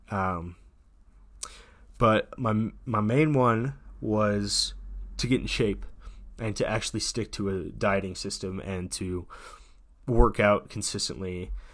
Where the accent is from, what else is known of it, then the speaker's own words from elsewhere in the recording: United States; as an American citizen